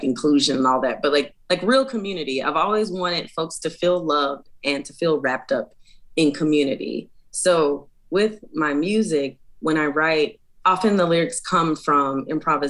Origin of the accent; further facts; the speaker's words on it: Chicago, Illinois, United States; now in Portland, United States; I am originally from Chicago, Illinois, but I now live in Portland, Oregon